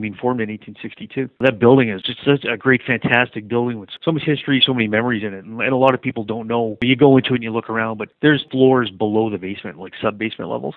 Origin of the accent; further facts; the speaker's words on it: Montreal, Quebec, Canada; growing up in Montreal